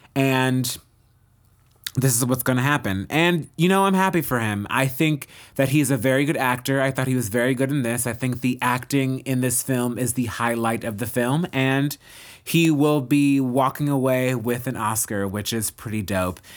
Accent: United States; we as Americans

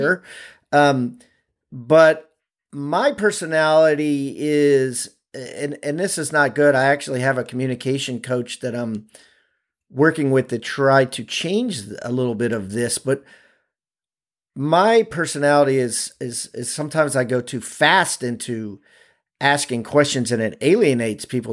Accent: Maryland, United States; I'm from Maryland

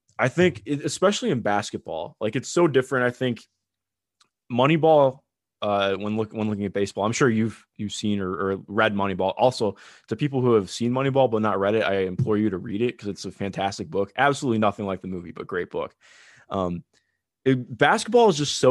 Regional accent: Cleveland, Ohio, United States; I grew up in Cleveland, Ohio

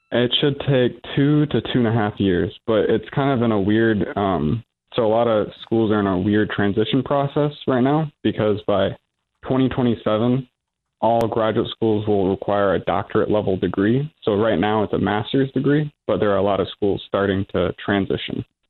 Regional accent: Michigan, United States; moved away; I'm from Michigan

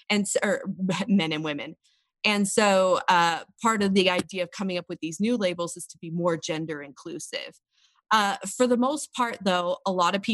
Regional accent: Washington, United States; now in Provo, United States; So I am originally from Washington State, but I live now in Provo, Utah

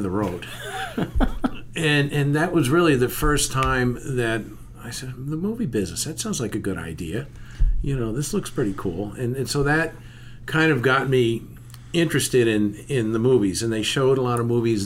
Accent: Long Branch, New Jersey, United States; I was born in Long Branch, New Jersey.

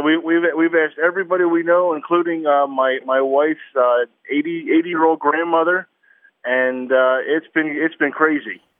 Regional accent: New Jersey, United States; now in Dallas, United States; I'm from New Jersey

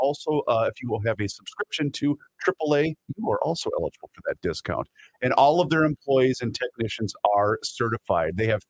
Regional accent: Faribault, Minnesota, United States; I'm from Faribault.

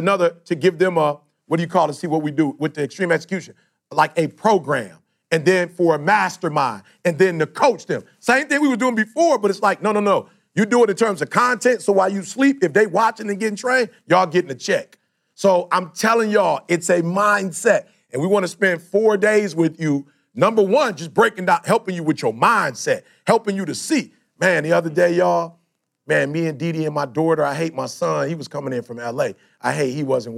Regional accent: Detroit, Michigan, United States; I'm from Detroit

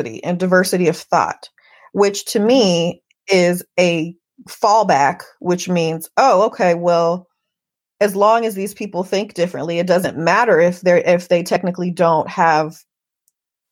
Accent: Oakland, California, United States; I'm an Oakland native.

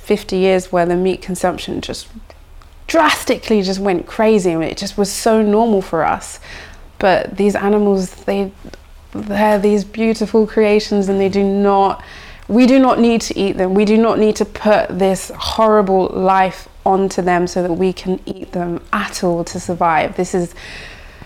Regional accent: London, United Kingdom; growing up in London

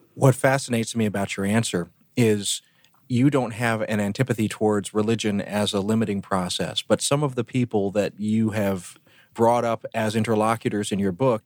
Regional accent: the South, United States; moved away; where I grew up down in the South

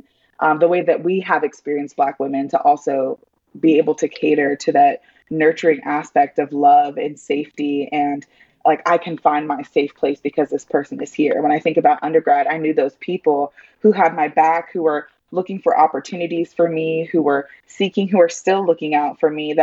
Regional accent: California, United States; also born or lived in Denver, Colorado; now in Charlotte, United States; I grew up in California

